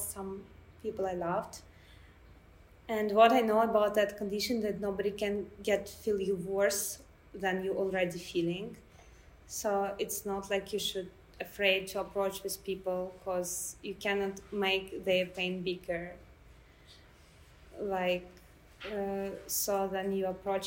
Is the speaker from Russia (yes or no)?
yes; Russia; I'm a journalist from Russia